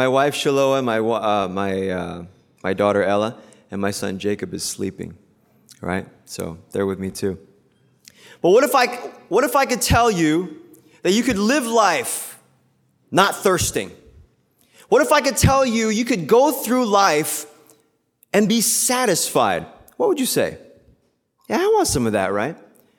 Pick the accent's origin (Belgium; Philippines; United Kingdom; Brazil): Philippines; English is a second language; now in United States; Because I grew up in the Philippines, but I went to school here. And it's really interesting, kind of like the hybrid culture that we have, right? As Asian Americans, as Korean Americans.